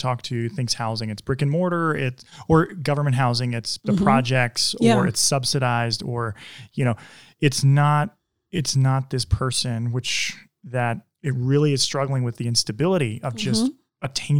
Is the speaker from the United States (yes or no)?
yes; Bronx, New York, United States; I was raised in the Gun Hill housing projects in Bronx, New York, on Magenta Street.